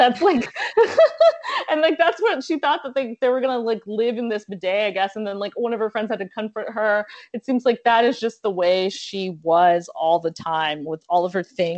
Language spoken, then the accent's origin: English; South Florida, United States; I'm from South Florida.